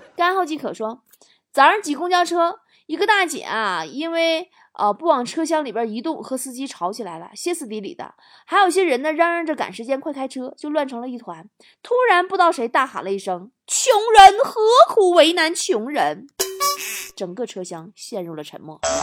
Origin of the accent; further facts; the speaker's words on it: Horqin Grassland, Inner Mongolia, China; 来自我的家乡内蒙古科尔沁草原的牛肉干儿